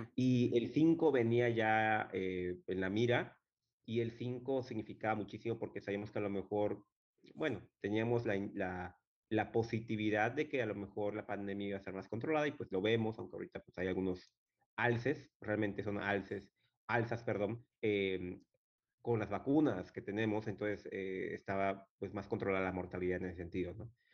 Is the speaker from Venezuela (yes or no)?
no; Chetumal, Quintana Roo, Mexico; Yo soy de Chetumal, soy chetumaleño, de la capital del estado.